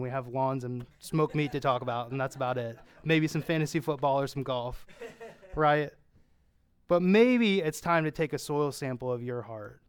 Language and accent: English; Pennsylvania, United States; I'm from Pennsylvania